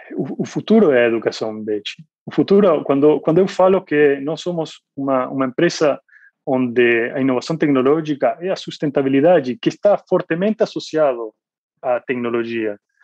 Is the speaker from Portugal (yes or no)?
no; Argentina; Portuguese is a second language; moved away as an adult; also born or lived in Asia; now in Brazil; sou argentino, eu morei na Argentina por 20 anos